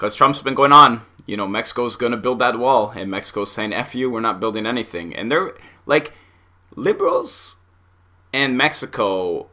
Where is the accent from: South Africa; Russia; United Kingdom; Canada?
Canada; Being Canadian